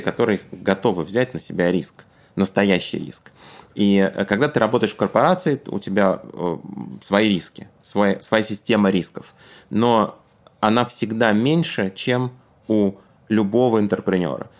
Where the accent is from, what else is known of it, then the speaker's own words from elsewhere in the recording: Tashkent, Uzbekistan; moved away; я работал в Ташкенте, откуда я родом